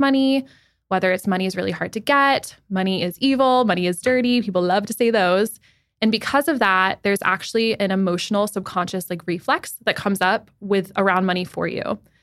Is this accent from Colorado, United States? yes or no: yes; Denver, Colorado, United States; moved away as an adult; also born or lived in Manhattan, New York; now in New York City, United States; I grew up in Denver, Colorado, but I've been in Manhattan since February twenty twenty